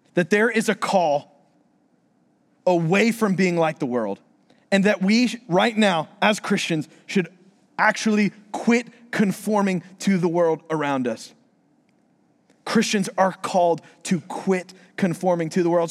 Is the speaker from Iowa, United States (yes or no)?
no; Florida, United States; moved away; I'm from Florida